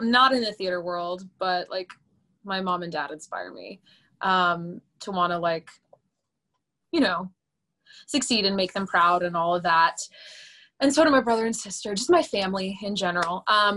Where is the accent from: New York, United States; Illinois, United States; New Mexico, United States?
New York, United States; Long Island; We're also both from Long Island